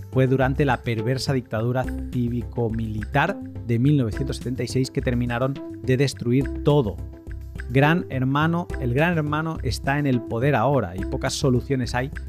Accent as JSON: {"language": "Spanish", "country": "Argentina", "said": "Yo soy del interior y soy tan argentino como alguien de Buenos Aires."}